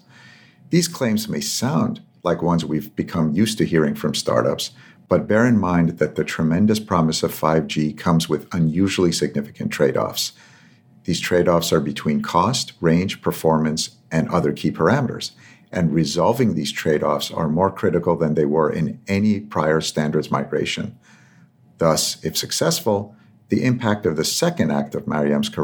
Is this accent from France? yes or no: no; Tehran, Tehran Province, Iran; moved away; where I grew up in Tehran, there was a church